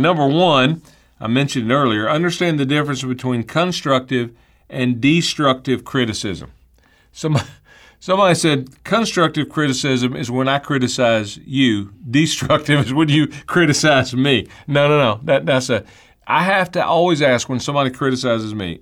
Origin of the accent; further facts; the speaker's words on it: United States; I was born in the United States of America